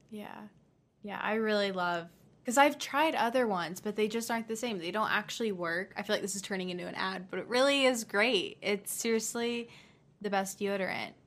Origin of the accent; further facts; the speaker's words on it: Dallas, Texas, United States; I'm actually from Texas